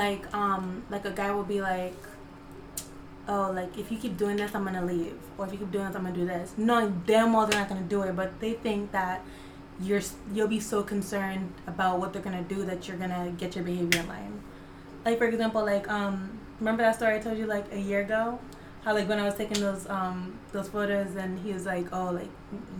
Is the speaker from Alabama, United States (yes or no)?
no; Connecticut, United States; also born or lived in Jamaica; I am from Connecticut, so I'm from the East Coast.